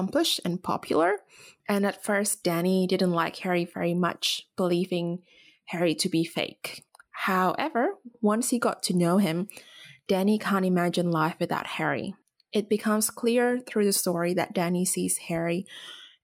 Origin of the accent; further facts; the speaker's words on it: Indonesia; moved away as an adult; now in Australia; Growing up in Indonesia, obviously I was growing up in Asia